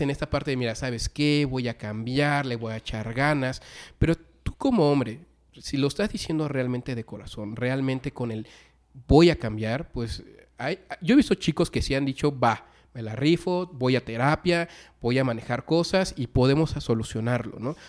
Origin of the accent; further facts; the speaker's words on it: Mexico; nuestra cultura como mexicanos